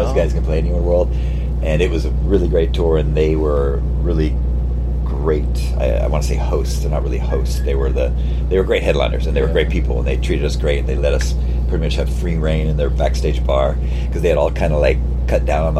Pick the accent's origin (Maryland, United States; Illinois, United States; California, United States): California, United States; Well, we're from California, too. We were started in a beach town, so maybe our image was more like that California, don't give a shit, skateboard, surf, all that shit.